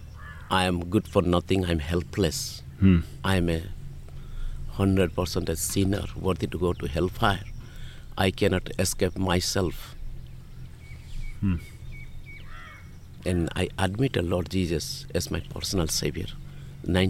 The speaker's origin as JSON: {"language": "English", "area": "Kandhamal district", "region": "Odisha", "country": "India", "moved": "yes", "lives_now": "Tiruchirappalli, India", "said": "I am from the state of Odisha, yeah. District of Kandamal"}